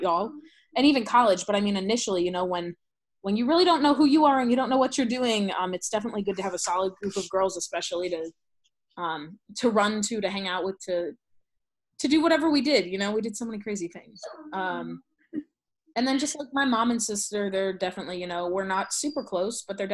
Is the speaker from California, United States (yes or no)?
no; St. Louis, Missouri, United States; moved away as an adult; now in East Texas, United States; We grew up in St. Louis